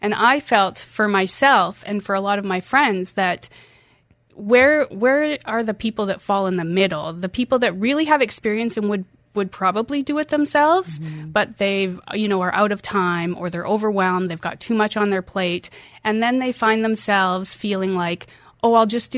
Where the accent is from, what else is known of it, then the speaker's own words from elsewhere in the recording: Canada; moved away as an adult; also born or lived in Norway; now in United Arab Emirates; I'm from Canada, yes.